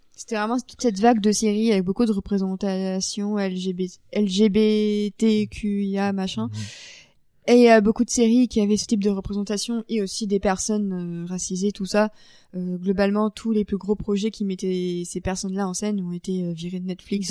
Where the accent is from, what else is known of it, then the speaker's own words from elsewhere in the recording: Paris, Île-de-France, France; en tant que Parisienne